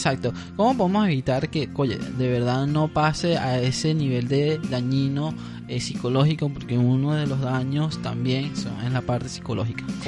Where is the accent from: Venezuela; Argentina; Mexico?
Venezuela; como somos venezolanos